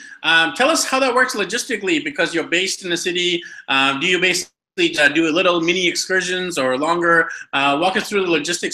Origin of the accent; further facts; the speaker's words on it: Vancouver, British Columbia, Canada; we have a fellow Canadian. I'm actually from Vancouver, BC, Canada